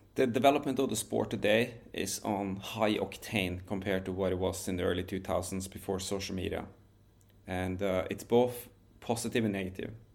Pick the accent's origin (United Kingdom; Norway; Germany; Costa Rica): Norway; where I grew up in Norway